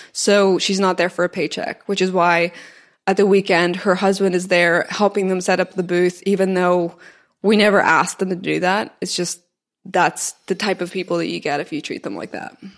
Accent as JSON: {"language": "English", "town": "Belfast", "region": "Northern Ireland", "country": "United Kingdom", "tie": "born or raised there", "also_born_or_lived": "Scotland / New York / Austin", "moved": "as an adult", "said": "I went to uni in Scotland, I, I grew up in Belfast, and then I moved to New York"}